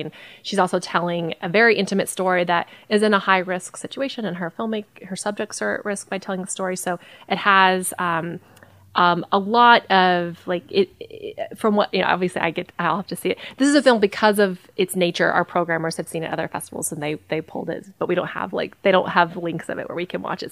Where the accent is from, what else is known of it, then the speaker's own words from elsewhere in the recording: Hot Springs, Arkansas, United States; I grew up here in Hot Springs as a runner